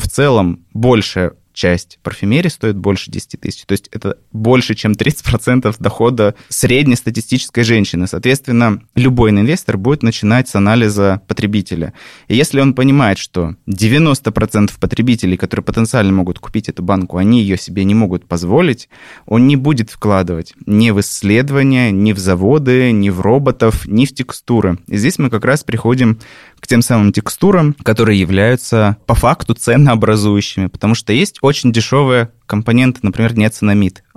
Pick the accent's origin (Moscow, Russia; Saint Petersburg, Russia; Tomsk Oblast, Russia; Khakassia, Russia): Khakassia, Russia; Abakan; в моем родном городе Абакан